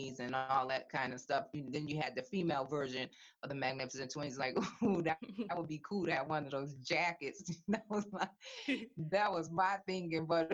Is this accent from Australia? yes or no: no; Hartford, Connecticut, United States; growing up in Bellevue Square